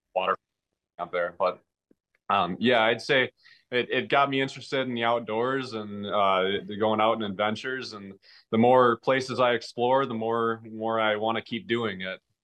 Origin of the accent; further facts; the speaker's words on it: Merrill, Wisconsin, United States; I grew up actually in Merrill. I currently live in Merrill